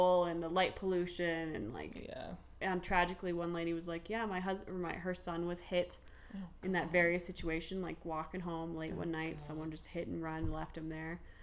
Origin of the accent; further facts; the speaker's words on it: Summit Cove, Colorado, United States; we grew up in Summit Cove